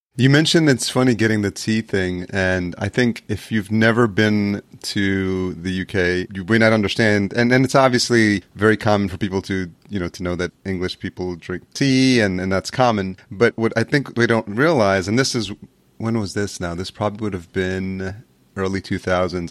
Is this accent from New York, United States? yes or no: yes; Yonkers, New York, United States; literally grew up in Yonkers, New York, which is the, the first city outside of New York City